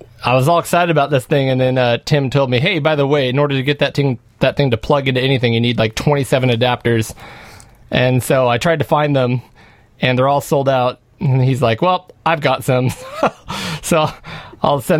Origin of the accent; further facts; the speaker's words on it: United States; we're American